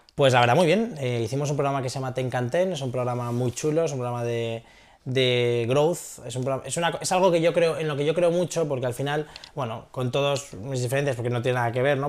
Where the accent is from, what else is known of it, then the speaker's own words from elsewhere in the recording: Castellón de la Plana, Valencian Community, Spain; moved away as an adult; now in San Francisco, United States; soy un tío de Castellón